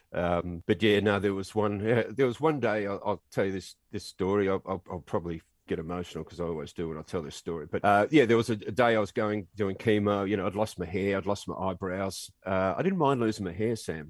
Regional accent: Australia; moved away as an adult

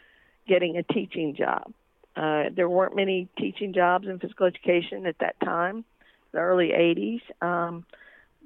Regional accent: Mount Airy, North Carolina, United States; I'm originally from Mount Airy, North Carolina. Yes, everyone thinks of it as Mayberry. I did grow up an only child

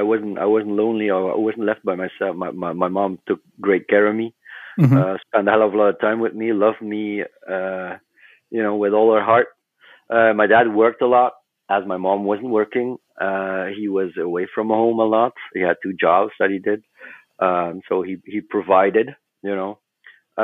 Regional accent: West Flanders, Belgium; we were all born and raised in West Flanders, and that's a small part of Belgium.

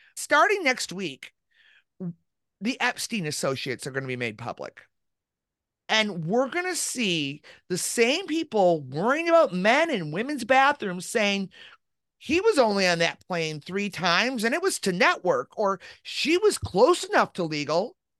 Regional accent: Chicago, Illinois, United States; a Chicagoan

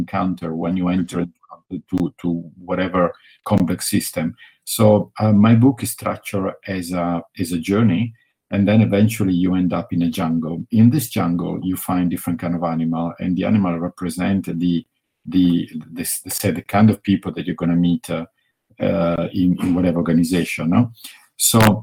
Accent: Italy; accent: Italian; English is a second language; I'm from Italy, which you got it from my accent by now

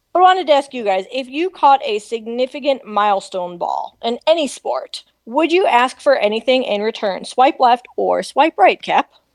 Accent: Ohio, United States; now in Los Angeles, United States; I grew up in Ohio

